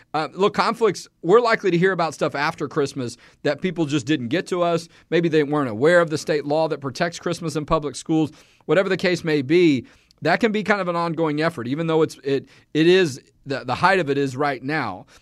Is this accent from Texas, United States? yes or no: yes; Houston, Texas, United States; I'm from Houston